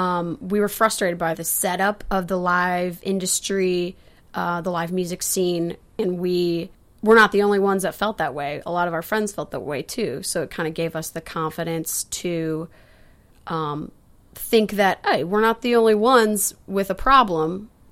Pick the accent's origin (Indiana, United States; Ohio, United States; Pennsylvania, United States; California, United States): Indiana, United States; Elkhart; now in Nashville, United States; We moved to Nashville in 2012 to go to Belmont University. I came from Elkhart, Indiana.